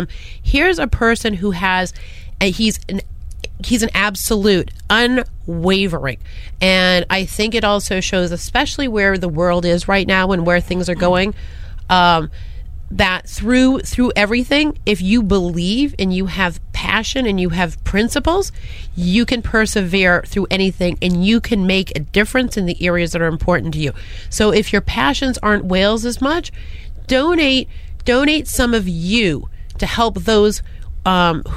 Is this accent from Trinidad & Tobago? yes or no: no; Boston, Massachusetts, United States; I speak funny because I'm from Boston.